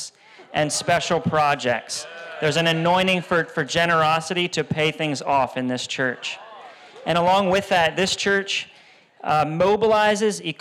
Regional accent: Pennsylvania, United States; I'm from Pennsylvania

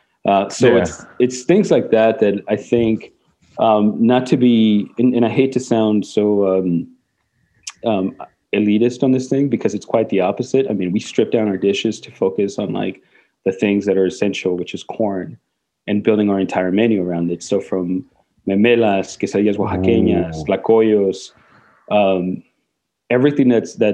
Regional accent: Mexico; first language Spanish; English is a second language; now in Portland, United States; I grew up in Mexico, and my parents are both Mexican. It's mi primera lengua

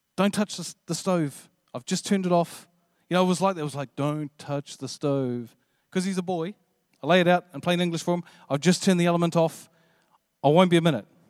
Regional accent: New Zealand; I'm, I'm from New Zealand

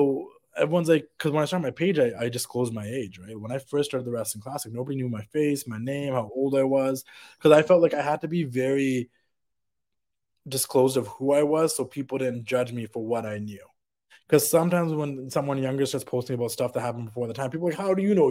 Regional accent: Vancouver, British Columbia, Canada; being Canadian from Vancouver

